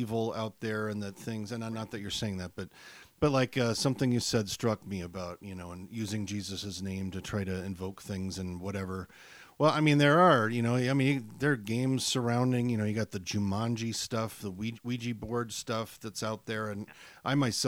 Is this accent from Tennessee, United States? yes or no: no; St. Louis, Missouri, United States; moved away; also born or lived in Fort Wayne; I'm from St. Louis, went to Fort Wayne.